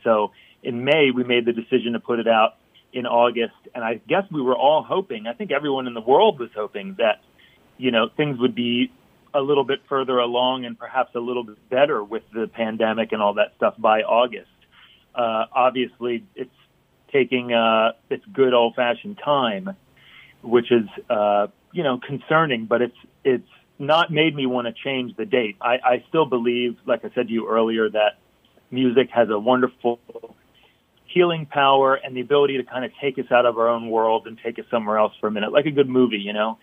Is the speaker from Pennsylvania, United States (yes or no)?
yes; Philadelphia, Pennsylvania, United States; I discovered as a youth growing up in Philly